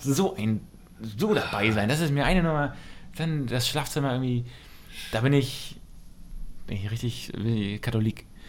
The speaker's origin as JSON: {"language": "German", "town": "Wusterhusen", "region": "Mecklenburg-Vorpommern", "country": "Germany", "tie": "born or raised there", "said": "aus meinem Heimatdorf, auch aus Wusterhusen"}